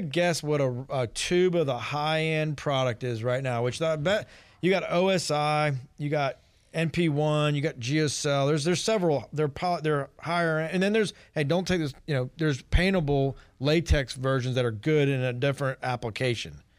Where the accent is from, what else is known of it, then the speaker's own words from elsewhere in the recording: East Cobb, Georgia, United States; I grew up in East Cobb